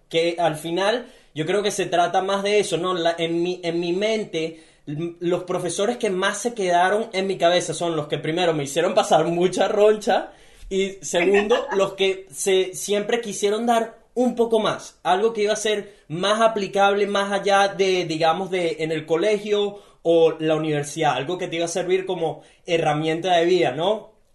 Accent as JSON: {"language": "Spanish", "country": "Venezuela", "moved": "yes", "lives_now": "Gold Coast, Australia"}